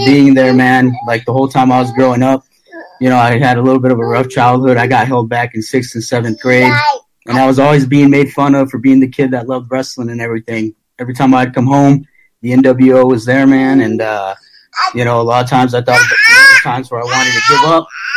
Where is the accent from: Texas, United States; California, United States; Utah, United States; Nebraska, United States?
Nebraska, United States; Bayard; I'm from Nebraska, man. I'm from West Nebraska. Small town called Baird, Nebraska.